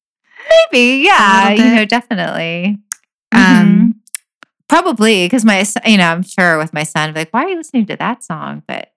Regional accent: Fountain Valley, California, United States; I grew up in Fountain Valley, which is like 20 minutes from Huntington Beach.

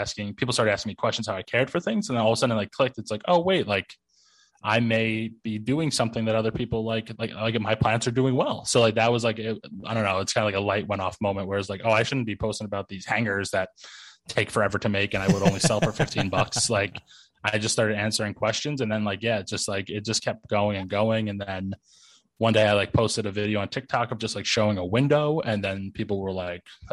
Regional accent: New Jersey, United States; also born or lived in New York / Astoria; I was born in New York, but I like was raised in North Jersey

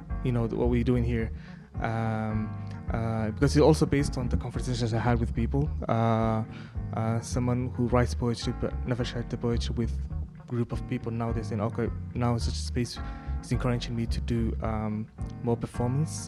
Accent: Somaliland, Somalia; I'm from Somaliland

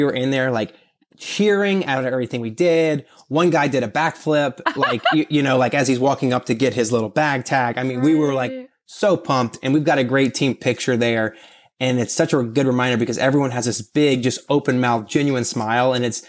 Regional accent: Louisiana, United States; Yeah, I'm from Louisiana, so it was pretty cool in my opinion.

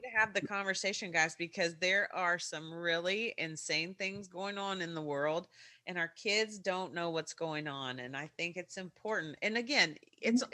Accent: Kentucky, United States; accent: Kentucky; my Kentucky accent

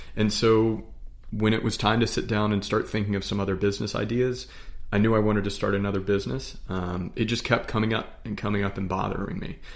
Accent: Charlotte, North Carolina, United States; We're, we're from the Charlotte area

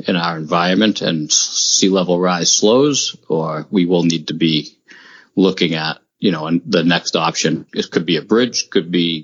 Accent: Gloucester, Massachusetts, United States; Born and raised in Gloucester, Mass., which is two towns away

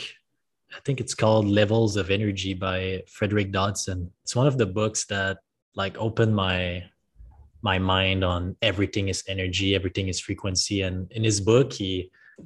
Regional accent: French part of Canada, Quebec, Canada; moved away as an adult; now in Puerto Escondido, Mexico; I'm from Canada originally. What part of Canada are you from? Quebec, French part.

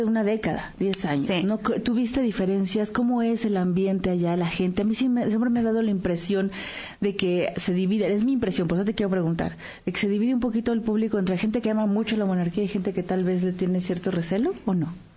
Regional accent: Mexico; como mexicanos

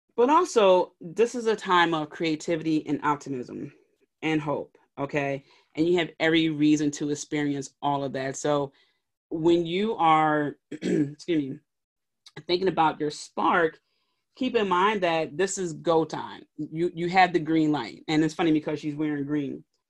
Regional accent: Philadelphia, Pennsylvania, United States; in my hometown in Philly

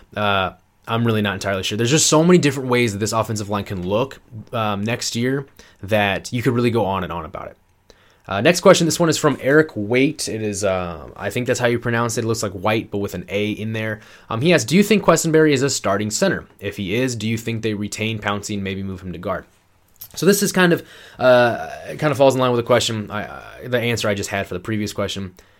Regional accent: Iowa, United States; moved away as an adult; also born or lived in Georgia; I just moved across the country from Georgia back to my home state of Iowa

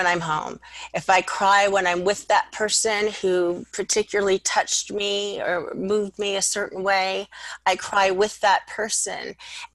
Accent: Los Angeles, California, United States; I grew up in North Hollywood, Studio City area. It would be called Valley Village now

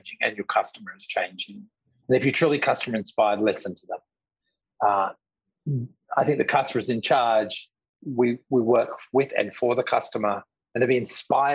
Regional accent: Australia; now in New York, United States; I'm an Australian living in New York, running a multi-billion-dollar company.

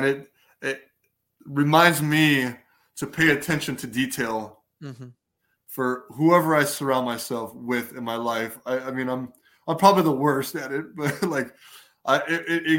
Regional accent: Chicago, Illinois, United States; I'm from Chicago

